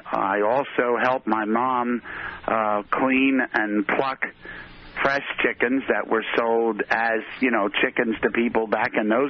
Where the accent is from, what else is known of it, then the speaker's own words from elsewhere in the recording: Cape May County, New Jersey, United States; also born or lived in Philadelphia, Pennsylvania / Maryland; they moved lock, stock, and me down to the deep south of New Jersey, down in called Cape May County.